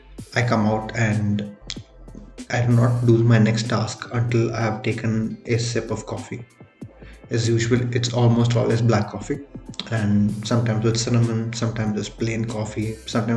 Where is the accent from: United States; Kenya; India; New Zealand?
India; first language Tamil; English is a second language; He covers content primarily Tamil, and that being my mother tongue, and it really connected with me